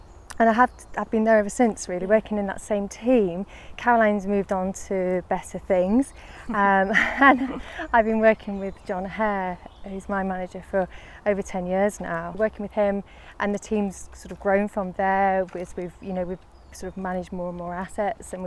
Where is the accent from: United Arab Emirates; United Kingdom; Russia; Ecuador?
United Kingdom; Lancashire, North West England; moved away as an adult; also born or lived in Sheffield / London; I grew up in Lancashire, and I went to university in Sheffield